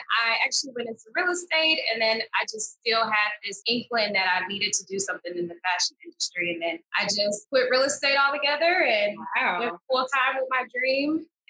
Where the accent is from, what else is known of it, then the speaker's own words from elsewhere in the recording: Detroit, Michigan, United States; now in Los Angeles, United States; I think that I'm where I'm at because I'm from Detroit. It's certain things that we go through when you're from Detroit.